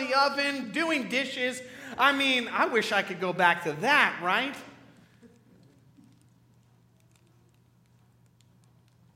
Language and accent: English; Crawfordsville, Indiana, United States; a kid from Crawfordsville, Indiana